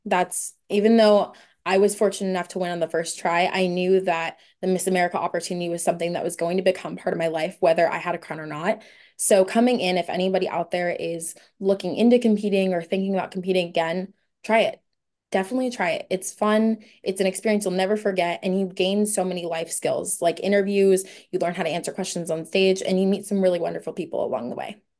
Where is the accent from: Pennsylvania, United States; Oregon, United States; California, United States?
California, United States; Oceanside; now in San Diego, United States; I'm from Oceanside, California, but currently I'm a student at the University of San Diego.